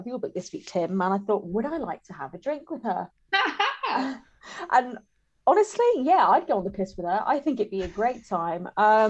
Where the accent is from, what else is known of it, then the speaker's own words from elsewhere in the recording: United Kingdom; as a Brit, I'd be